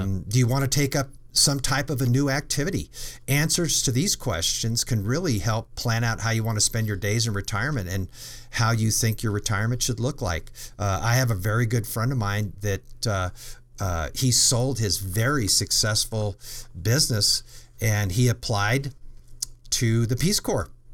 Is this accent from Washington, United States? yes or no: no; Colorado, United States; I grew up in Colorado